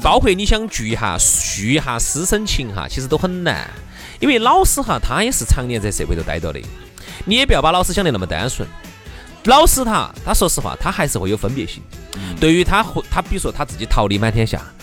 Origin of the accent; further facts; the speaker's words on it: Chengdu, Sichuan, China; accent: Chengdu dialect; 我们成都话就出来装蒜